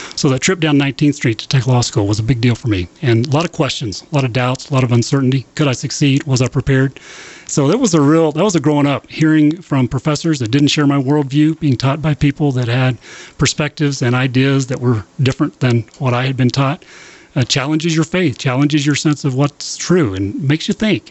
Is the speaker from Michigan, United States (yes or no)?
no; Lubbock, Texas, United States; my uh, whole growing up in Lubbock, right across the street from the campus